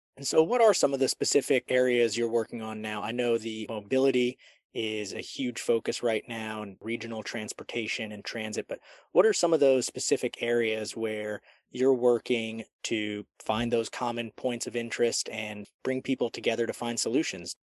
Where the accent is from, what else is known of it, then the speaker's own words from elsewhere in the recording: D.C., District of Columbia, United States; now in Charlotte, United States; I grew up outside Washington, D.C.